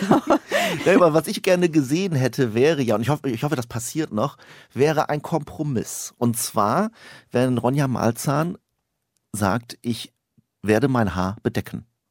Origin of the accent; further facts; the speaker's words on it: the Osnabrück area, Lower Saxony, Germany; ich komme auch aus der Ecke